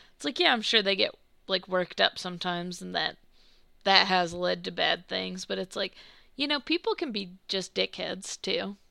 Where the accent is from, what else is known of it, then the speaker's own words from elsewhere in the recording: United States; I grew up like in the South slash the Midwest